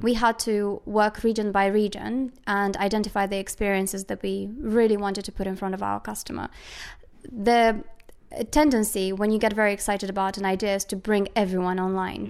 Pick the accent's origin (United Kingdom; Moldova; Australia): Moldova; I was born in Moldova